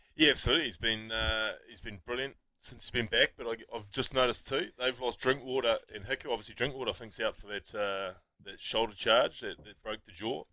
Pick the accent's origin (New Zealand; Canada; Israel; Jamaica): New Zealand; as Kiwi sports fans